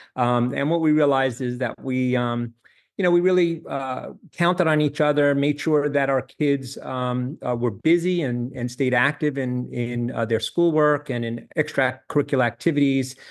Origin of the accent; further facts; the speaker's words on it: New York, United States; moved away as an adult; also born or lived in Charlottesville, Virginia / Miami, Florida; now in Jacksonville, United States; I grew up in New York